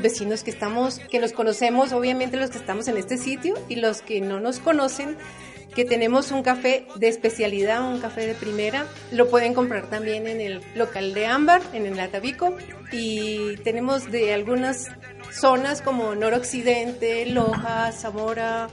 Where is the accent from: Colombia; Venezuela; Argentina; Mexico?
Colombia; Bogotá; now in Quito, Ecuador; yo vengo de Bogotá